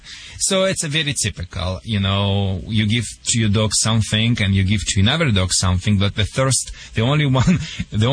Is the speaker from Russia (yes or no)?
yes; Russia; English is a second language; moved away as an adult; now in Michigan, United States; I came from the Soviet Union